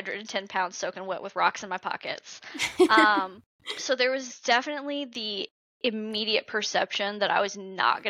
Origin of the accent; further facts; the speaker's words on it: Georgia, United States; I grew up in Georgia, and I was from a homeschool home.